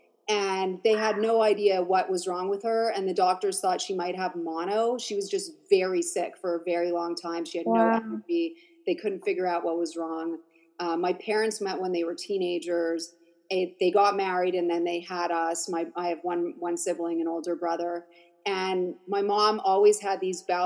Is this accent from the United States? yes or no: no; Montreal, Quebec, Canada; I grew up in Montreal.